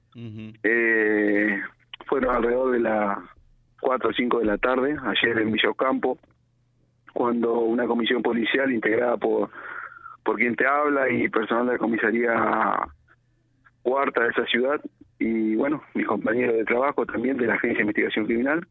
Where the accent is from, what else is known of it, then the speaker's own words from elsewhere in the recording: Reconquista, Santa Fe, Argentina; yo soy de Reconquista y viajo al distrito de Antosca a trabajar